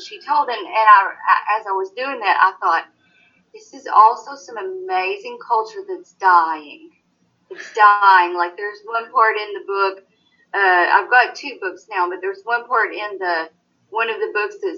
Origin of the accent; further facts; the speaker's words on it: Knott County, Kentucky, United States; I was born and raised right here in Knott County.